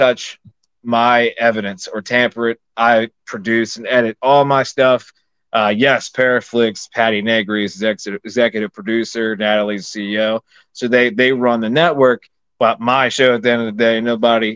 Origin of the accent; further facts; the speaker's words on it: Maryland, United States; also born or lived in Pennsylvania; I'm from Maryland